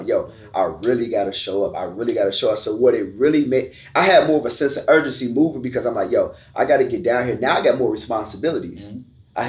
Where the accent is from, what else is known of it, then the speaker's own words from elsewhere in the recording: Chicago, Illinois, United States; moved away as an adult; now in Georgia, United States; Yeah, man. So born and raised in Chicago.